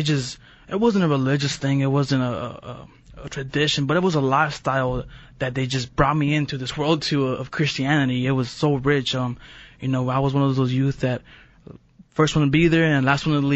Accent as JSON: {"language": "English", "town": "Redlands", "region": "California", "country": "United States", "tie": "born or raised there", "said": "I grew up in a small city, Redlands, California, down in SoCal"}